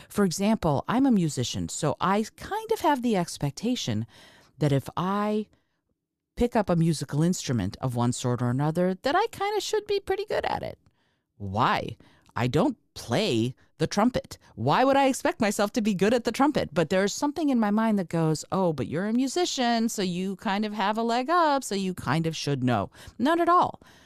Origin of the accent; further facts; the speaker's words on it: Moldova; moved away; I'm, I'm from Moldova. I was born in, in Moldova